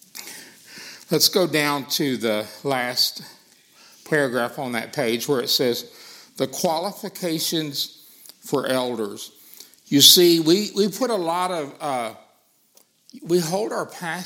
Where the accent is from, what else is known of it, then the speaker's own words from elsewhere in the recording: Arkansas, United States; accent: Arkansas; my Arkansas accent